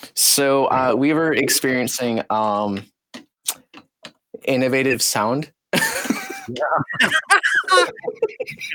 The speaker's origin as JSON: {"language": "English", "town": "Eau Claire", "region": "Wisconsin", "country": "United States", "tie": "born or raised there", "also_born_or_lived": "Missouri / Iowa", "moved": "as an adult", "lives_now": "Des Moines, United States", "said": "I grew up in Wisconsin."}